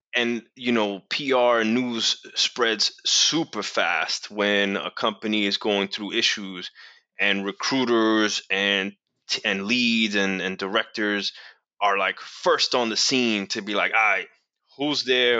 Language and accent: English; New York City, New York, United States; I'm from New York City